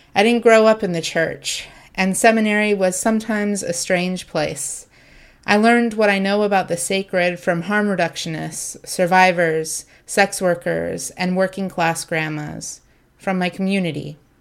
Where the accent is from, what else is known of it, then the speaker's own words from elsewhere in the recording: Ohio, United States; also born or lived in Southern California; I grew up in a smallish working class town in Ohio. Well, to be fair, I was born in Southern California and moved to Ohio when I was 10. Still, it's home for me